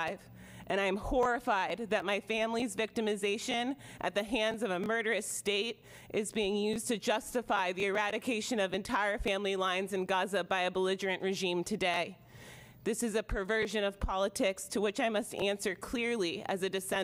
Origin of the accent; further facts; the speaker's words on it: Multnomah County, Oregon, United States; I was born and raised here in Multnomah County.